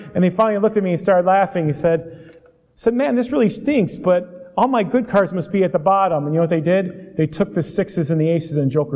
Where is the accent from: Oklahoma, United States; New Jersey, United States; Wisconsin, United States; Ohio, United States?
Ohio, United States; Euclid; I grew up in suburbia in Euclid, the east side of Cleveland